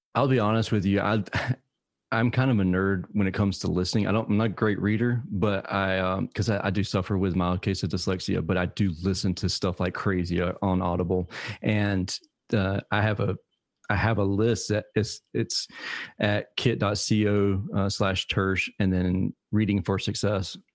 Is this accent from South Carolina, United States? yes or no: no; Savannah, Georgia, United States